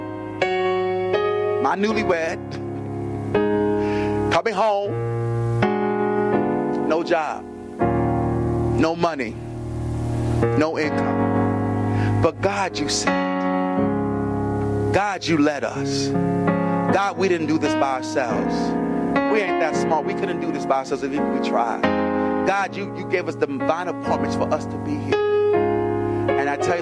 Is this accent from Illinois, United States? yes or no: no; New York City, New York, United States; moved away as an adult; also born or lived in Hackensack, New Jersey; I'm born and raised in the South Bronx